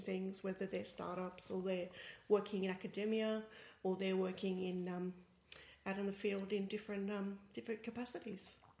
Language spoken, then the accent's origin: English; Australia; accent: Australian; now in Berlin, Germany; as you can probably guess by my accent, I'm Australian